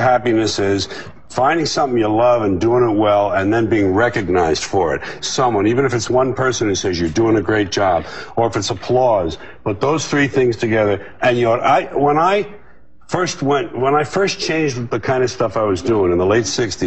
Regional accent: New York City, New York, United States; It was my hometown.

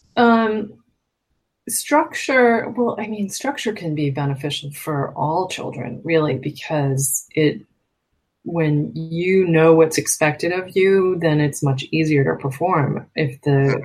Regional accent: Massachusetts, United States; I grew up in on the East Coast in Massachusetts

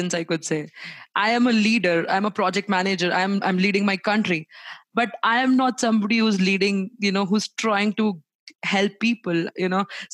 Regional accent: India; me being an Indian

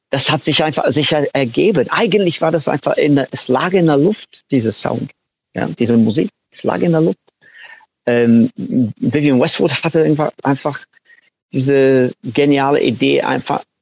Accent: North West England, United Kingdom; German is a second language; Also so, ich, ich komme aus Manchester und ich komme auch aus einer kleinen Stadt am, am Rand von Manchester.

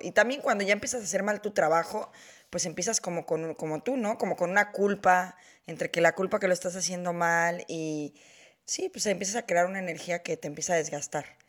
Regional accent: Mexico; yo que soy mexicana, sí tenemos esta cultura

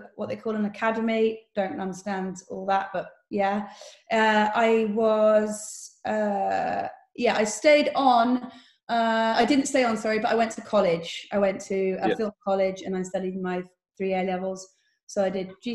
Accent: Bristol, South West England, United Kingdom; I'm from Bristol

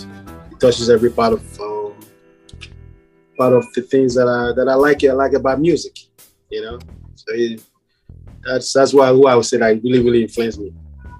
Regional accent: New York City, New York, United States

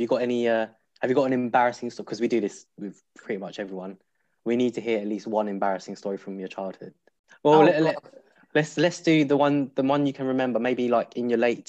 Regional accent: London, United Kingdom; I'm a 90s baby, but you know, I used to get told like don't go into sort of that area that far from home because I'm from Plaistow, sort of Stratford Plaistow area.

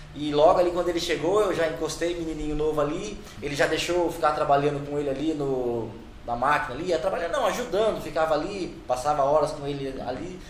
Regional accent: Brazil; Cresci ali na Barra Funda

